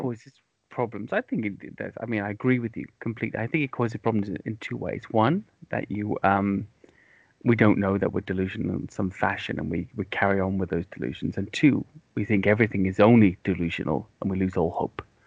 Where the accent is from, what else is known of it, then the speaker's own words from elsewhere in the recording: Wales, United Kingdom; also born or lived in London, England; now in near London, United Kingdom; I grew up in Wales, and um, in the the west, it rains constantly